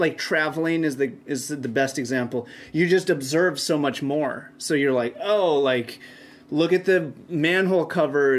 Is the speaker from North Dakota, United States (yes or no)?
yes; Fargo, North Dakota, United States; I grew up in Fargo, North Dakota